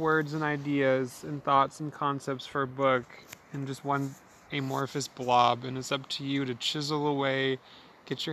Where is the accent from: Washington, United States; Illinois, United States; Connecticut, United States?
Washington, United States; Spokane; growing up in Spokane